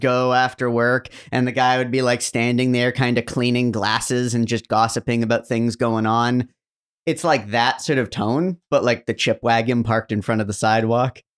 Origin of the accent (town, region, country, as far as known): Canada